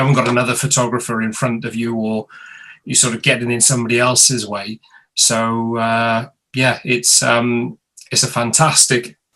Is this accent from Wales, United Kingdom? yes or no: yes; Mid Wales, United Kingdom; now in London, United Kingdom; I'm originally from Mid Wales